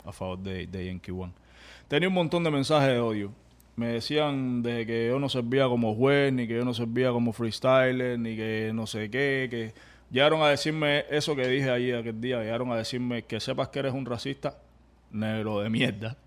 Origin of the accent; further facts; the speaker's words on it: Cuba; now in United States; venimos de Cuba